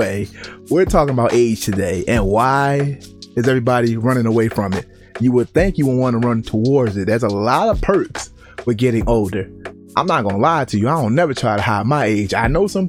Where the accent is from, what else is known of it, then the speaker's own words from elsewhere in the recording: Baltimore, Maryland, United States; moved away; Growing up in Baltimore, Maryland